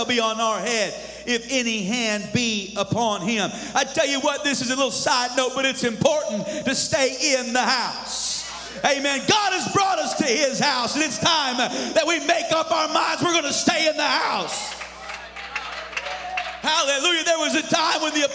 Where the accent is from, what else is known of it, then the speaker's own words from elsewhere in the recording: the Northwest, Pacific Northwest, United States; moved away; also born or lived in Missouri; I grew up in the Northwest